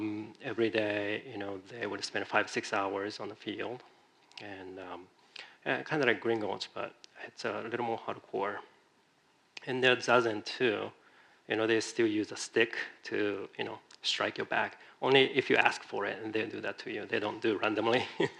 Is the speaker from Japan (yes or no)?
yes; Japan; also born or lived in Virginia, United States; now in San Francisco, United States; I'm originally from Japan. I came to the United States, it's been a long time, 27 years or so ago.